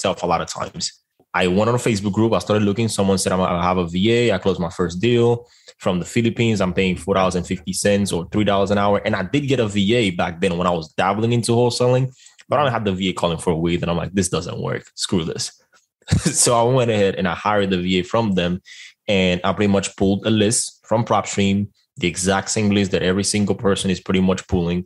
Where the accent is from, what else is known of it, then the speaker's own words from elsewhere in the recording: Dominican Republic; moved away; I am originally from the Dominican Republic